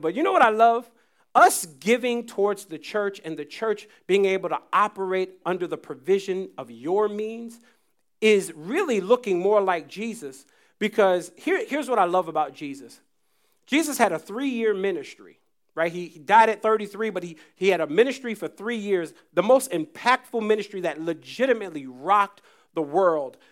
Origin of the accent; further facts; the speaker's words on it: United States; I was from the States